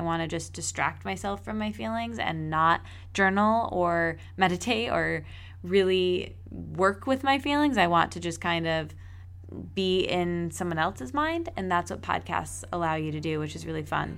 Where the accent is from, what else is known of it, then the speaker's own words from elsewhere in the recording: East Lansing, Michigan, United States; moved away; my hometown where I grew up in East Lansing